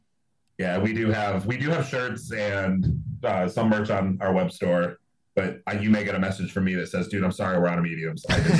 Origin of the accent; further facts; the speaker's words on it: around Detroit, Michigan, United States; I've said I was from Detroit when people are like from way out of state. I'm like, I'm from around Detroit.